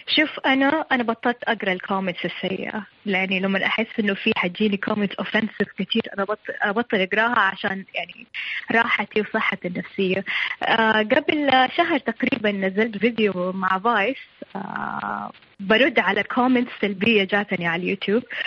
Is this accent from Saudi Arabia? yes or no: yes; Saudi Arabia; عندنا في السعوديه